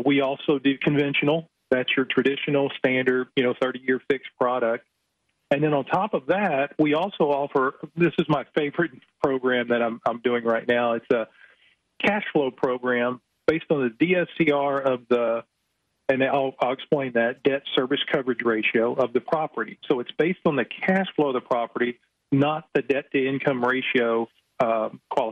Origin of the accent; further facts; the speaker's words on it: Houston, Texas, United States; moved away as an adult; now in Dallas, United States; he and I grew up together in Houston